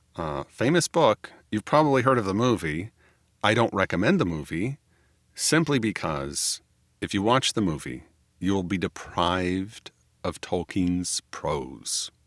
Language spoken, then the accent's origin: English; United States; I am an American